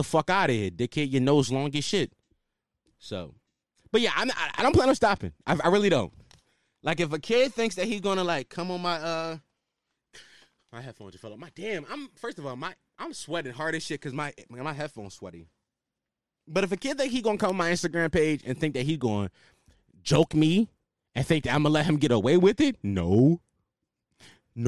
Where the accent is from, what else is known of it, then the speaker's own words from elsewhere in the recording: Philadelphia, Pennsylvania, United States; I'm from Philly